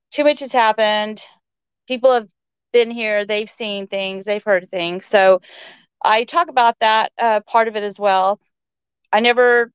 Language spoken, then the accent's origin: English; South Texas, United States; moved away as an adult; also born or lived in Dallas, Texas; now in North Idaho, United States; I'm from South Texas, but I moved to Dallas when I was 18, and I lived there. And I moved up here in 04 with the army